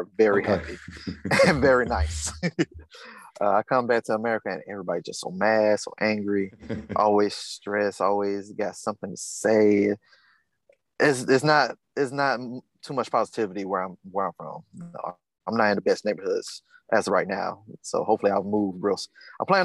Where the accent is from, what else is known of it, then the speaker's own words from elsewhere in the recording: the South, United States; the things I've gone through growing up in the South